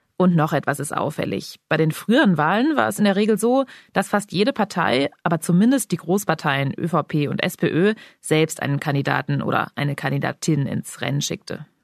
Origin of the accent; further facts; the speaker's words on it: Germany; bei uns in Deutschland